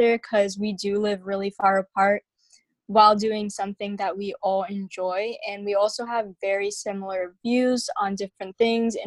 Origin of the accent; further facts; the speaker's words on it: Huntsville, Alabama, United States; also born or lived in Anchorage, Alaska; I was originally born in Anchorage, Alaska, but we moved to Huntsville when I was really young